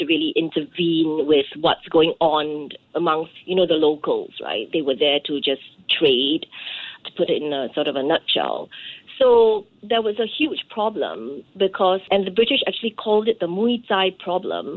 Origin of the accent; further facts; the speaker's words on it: Singapore; moved away as an adult; also born or lived in Paris, France; I am from Singapore